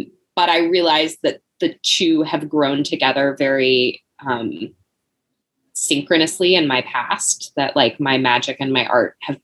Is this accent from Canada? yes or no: no; the South, United States; going through school and growing up in the South